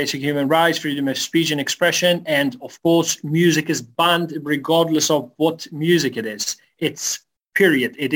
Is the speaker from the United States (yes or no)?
no; Afghanistan; I was born and raised in Afghanistan